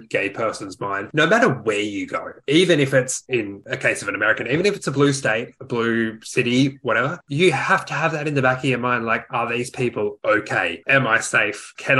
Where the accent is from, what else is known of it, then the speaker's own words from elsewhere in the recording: Australia; I've obviously heard a lot of unfavorable things about the South as an Australian.